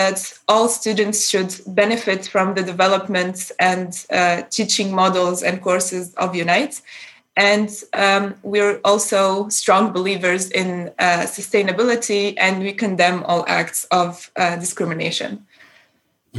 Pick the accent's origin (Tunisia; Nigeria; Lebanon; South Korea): Tunisia; first language Arabic; English is a second language; moved away as an adult; now in Darmstadt, Germany; I'm a student from, based in Germany right now. I'm originally from Tunisia